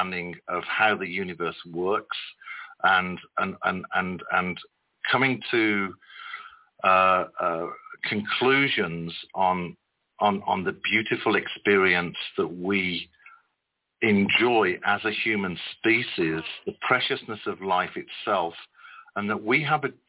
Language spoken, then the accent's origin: English; West Midlands, United Kingdom; also born or lived in Birmingham; I was born in the city of Birmingham, and shortly after I was born, mom and dad moved to the countryside in the Midlands, and I was raised primarily in the countryside